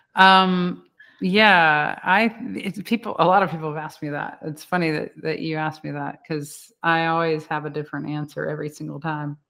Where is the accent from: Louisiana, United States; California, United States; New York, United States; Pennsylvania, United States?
Louisiana, United States; I'm from Louisiana